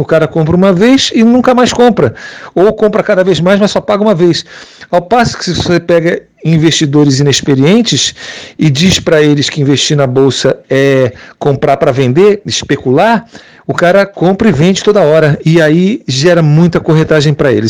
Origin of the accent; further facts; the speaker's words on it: Portugal; now in Switzerland; eu sou portuguesa